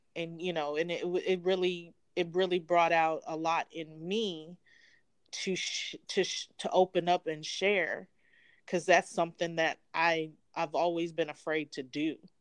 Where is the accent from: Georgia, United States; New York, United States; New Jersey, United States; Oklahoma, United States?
Georgia, United States; Atlanta; I'm actually from Atlanta, Georgia.